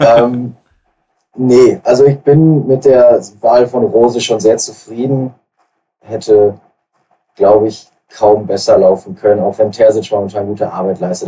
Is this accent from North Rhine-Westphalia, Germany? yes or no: yes; Ruhr area, North Rhine-Westphalia, Germany; bei uns im Westen, ähm, im, im Ruhrgebiet